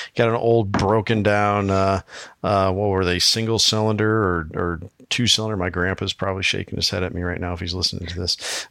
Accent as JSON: {"language": "English", "region": "Iowa", "country": "United States", "tie": "born or raised there", "said": "my home state of Iowa"}